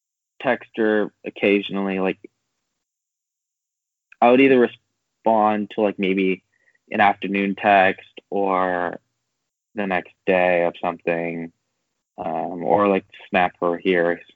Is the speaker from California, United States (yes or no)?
yes; California, United States; also born or lived in San Diego; now in Kansas City, United States; I'm from California